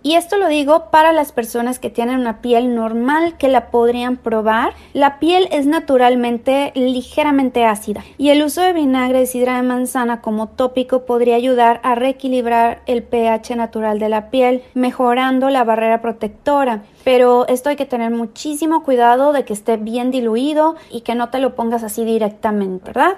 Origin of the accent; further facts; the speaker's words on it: Mexico; now in San Diego, United States; soy mexicana, vivo en San Diego, California